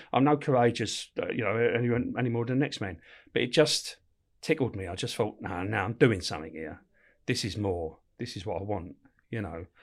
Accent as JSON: {"language": "English", "region": "London", "country": "United Kingdom", "tie": "born or raised there", "also_born_or_lived": "Camberwell", "said": "I was born in, uh, Camberwell, but brought up in Peckham, on it, right, right on top of the Old Kent Road"}